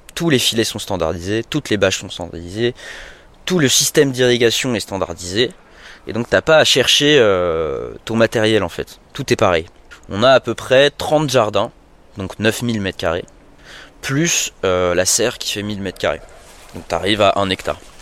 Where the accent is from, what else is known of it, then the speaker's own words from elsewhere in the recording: Paris, Île-de-France, France; moved away as an adult; also born or lived in New York / Montreal; je suis à, la base, je suis parisien